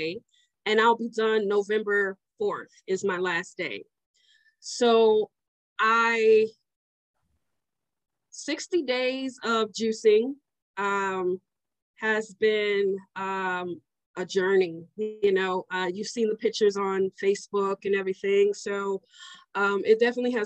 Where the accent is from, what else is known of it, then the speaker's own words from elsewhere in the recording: Omaha, Nebraska, United States; I'm from Omaha, Nebraska.